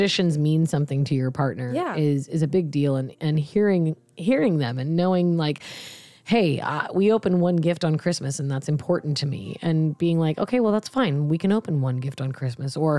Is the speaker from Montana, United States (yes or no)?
no; Seattle area, Pacific Northwest, Washington, United States; now in Los Angeles, United States; we go home to my hometown